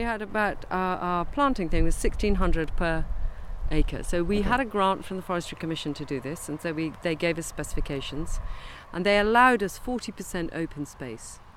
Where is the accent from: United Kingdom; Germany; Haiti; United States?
United Kingdom; Kent, South East England; I grew up in Kent